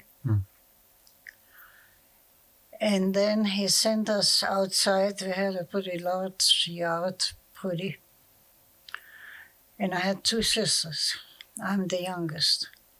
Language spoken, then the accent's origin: English; Bulgaria; born there; I was born in Bulgaria. Mm. And I don't know how to put it. It was a German colony, you know, and we kind of stuck together pretty close.